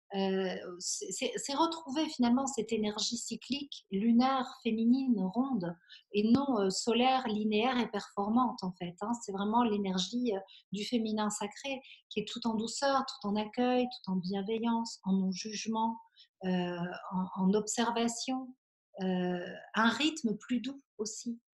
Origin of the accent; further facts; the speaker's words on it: Belgium; now in Aix-en-Provence, France; j'ai grandi en Belgique